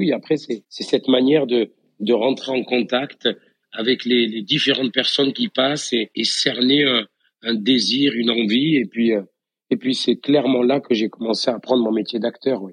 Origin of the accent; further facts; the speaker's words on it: Beaucaire, Occitania, France; accent: accent du Sud; moved away as an adult; also born or lived in Tarascon; now in Paris, France; j'ai grandi dans la ville qui est de l'autre côté du pont, euh, sur Beaucaire.